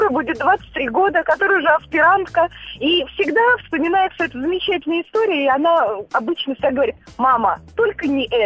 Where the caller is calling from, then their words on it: Moscow Oblast, Russia; Московская область.